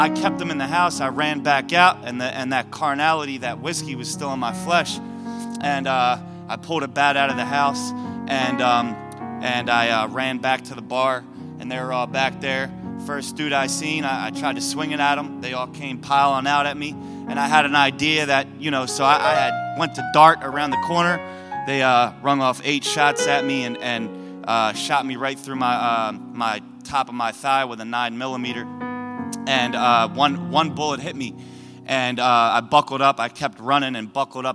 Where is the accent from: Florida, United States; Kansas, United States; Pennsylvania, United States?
Pennsylvania, United States; Philadelphia; moved away as an adult; also born or lived in Buffalo; I was back in my hometown because I grew up in Philly, born and raised